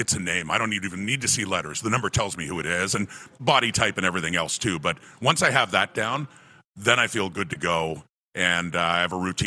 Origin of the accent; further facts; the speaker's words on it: Ottawa, Ontario, Canada; moved away; I was originally from Ottawa. I was an old Ottawa Rough Rider fan